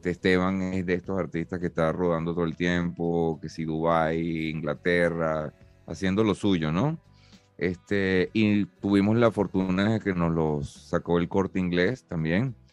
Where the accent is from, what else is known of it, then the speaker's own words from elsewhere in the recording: Venezuela; now in Spain; no termina de saber cómo, hablamos en Venezuela, pues me, confundían, claro, y, ojo, que ya tengo tres años aquí